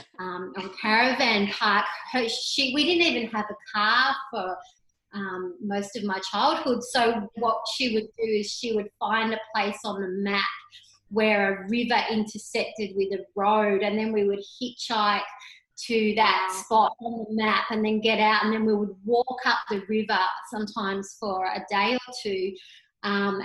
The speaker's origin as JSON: {"language": "English", "region": "Tasmania", "country": "Australia", "tie": "born or raised there", "also_born_or_lived": "Melbourne", "moved": "yes", "lives_now": "Sunshine Coast, Australia", "said": "We grew up in Tasmania"}